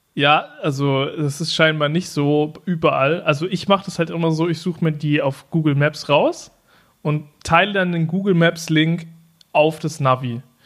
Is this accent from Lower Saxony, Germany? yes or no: yes; Norden, Lower Saxony, Germany; in meiner Heimatstadt Norden